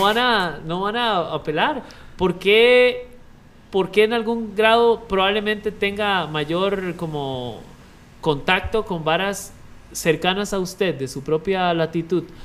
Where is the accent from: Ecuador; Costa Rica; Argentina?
Costa Rica; como ticos